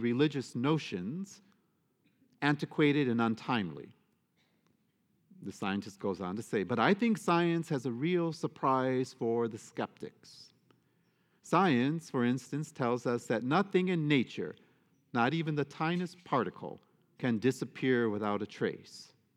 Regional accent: United States; I am an American citizen. I am a Catholic American

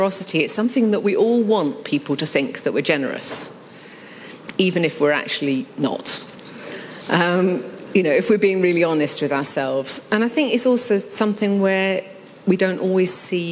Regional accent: United Kingdom; being British

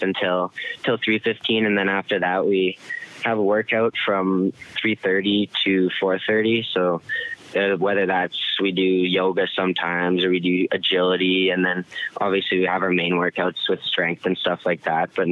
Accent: Medicine Hat, Alberta, Canada; moved away; my hometown

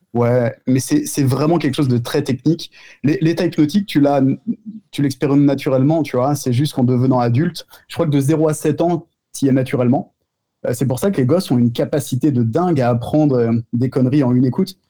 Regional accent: Tremblay-en-France, Île-de-France, France; je suis de Tremblay en France

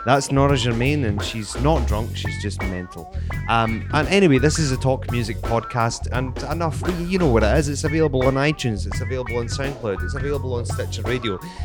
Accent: Scotland, United Kingdom; I'm from Bonnie, Scotland.

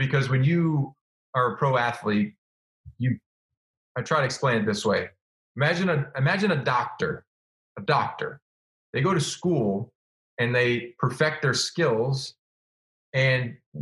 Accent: Illinois, United States; moved away; I grew up in Illinois and, you know, I was on the suburbs, like kind of the outskirts

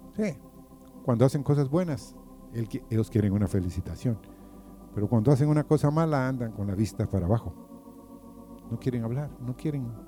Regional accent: Guatemala; moved away; En mi país, o allá en Guatemala, porque este es mi país

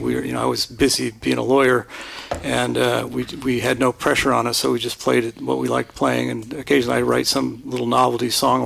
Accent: Linden, California, United States; also born or lived in Stockton, California; I was born in Stockton, California. All right. And raised out in Linden, California, which is a tiny suburb farming community.

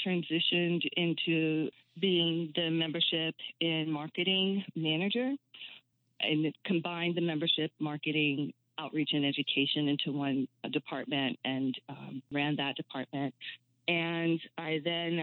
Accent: New York City, New York, United States; moved away; also born or lived in West Philadelphia; I grew up in Brooklyn, New York

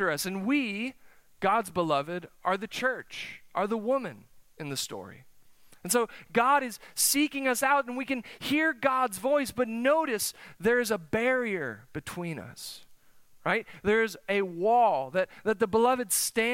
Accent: South Dakota, United States; now in Oklahoma, United States; I'm from the North Country. It's cold up there. South Dakota, the winters are long. Let me tell you, my senior year of high school, senior prom, May, snowed.

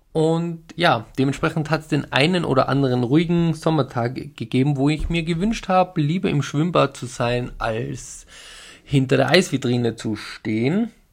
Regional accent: Tyrol, Austria; bei uns in Tirol

